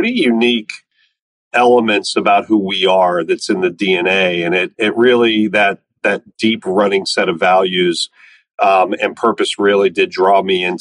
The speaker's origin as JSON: {"language": "English", "town": "Cincinnati", "region": "Ohio", "country": "United States", "tie": "born or raised there", "moved": "as an adult", "said": "I grew up in Cincinnati, Ohio, lived in the same house my whole life"}